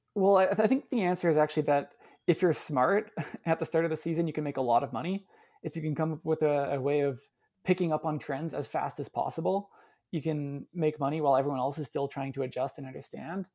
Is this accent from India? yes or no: no; Canada; as a Canadian